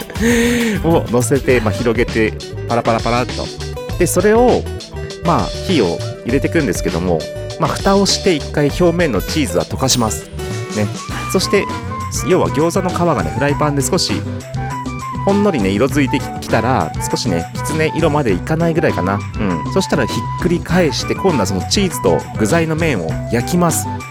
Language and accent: Japanese; Daigo, Ibaraki, Japan; サッカフェがある僕の実家の1階の奥のねただいまゲストルームのところは元パーティールームでした